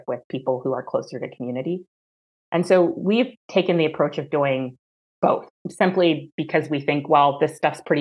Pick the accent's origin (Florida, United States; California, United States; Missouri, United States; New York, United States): California, United States; Orange County; I grew up in Orange County, California